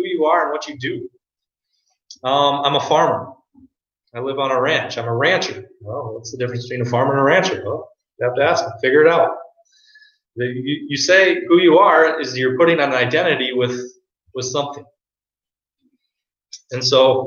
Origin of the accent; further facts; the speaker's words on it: South Dakota, United States; now in Minnesota, United States; I claim to be a South Dakotan that lives in Minnesota, so I claim South Dakota.